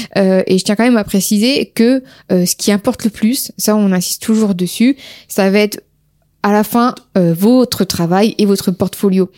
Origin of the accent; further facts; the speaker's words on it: Amiens, Hauts-de-France, France; nous sommes d'Amiens